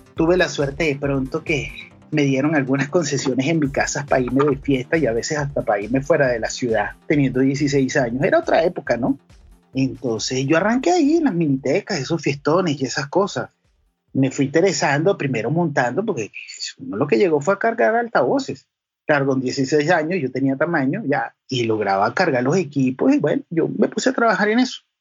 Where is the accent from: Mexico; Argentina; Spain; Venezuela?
Venezuela; Caracas, Capital District; also born or lived in Valle de la Pascua, Guárico, Venezuela; yo nací en Caracas, estuve como hasta los nueve años en Caracas y de ahí me mudé al interior del país, a los llanos, a Valle de la Pascua